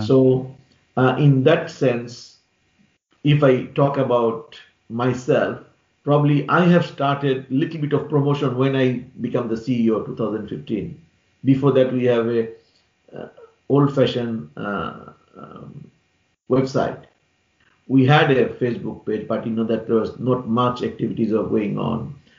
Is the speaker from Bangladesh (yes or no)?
yes; Bangladesh; now in London, United Kingdom; I'm I'm from Bangladesh